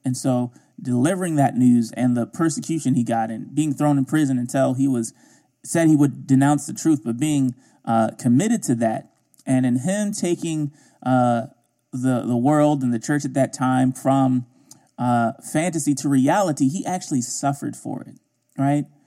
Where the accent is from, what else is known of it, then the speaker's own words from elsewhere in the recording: Baltimore, Maryland, United States; I grew up in Baltimore, mostly